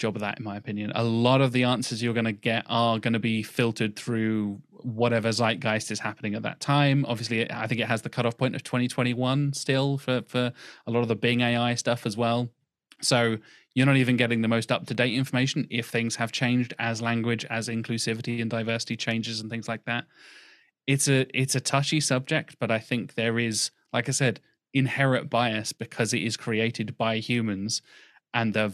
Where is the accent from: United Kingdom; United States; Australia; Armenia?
United Kingdom; first language English; Me as a Brit